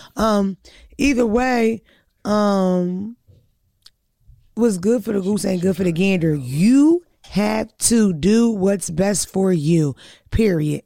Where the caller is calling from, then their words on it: Louisiana, United States; I'm calling from Louisiana